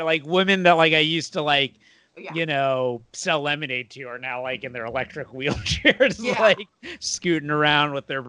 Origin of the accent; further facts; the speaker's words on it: Boca Raton, Florida, United States; now in Los Angeles, United States; I'm from Boca, which is, like, super old Jews